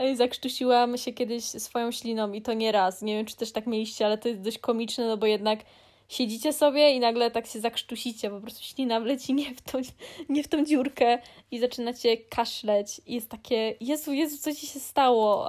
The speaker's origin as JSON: {"language": "Polish", "region": "Greater Poland", "country": "Poland", "said": "Jestem z Wielkopolski."}